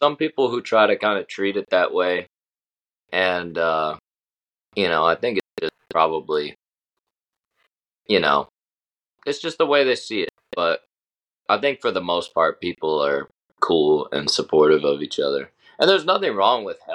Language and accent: English; North Carolina, United States; now in Nashville, United States; I'm from North Carolina, and when I come to Nashville, it's like I still feel like home somewhat